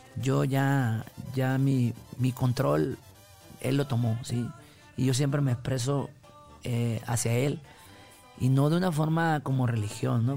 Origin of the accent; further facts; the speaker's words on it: Concordia, Sinaloa, Mexico; Sí, en Concordia, Sinaloa